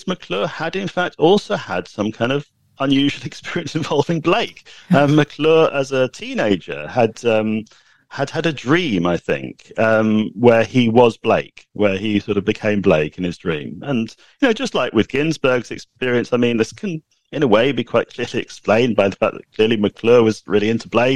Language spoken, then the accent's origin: English; United Kingdom; I'm British